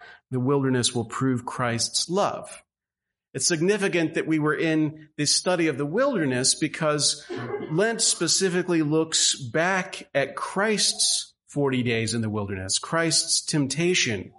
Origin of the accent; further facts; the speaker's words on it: Southwest Louisiana, United States; moved away; a child growing up in Southwest Louisiana, which is a little bit different from the region that we find ourselves in now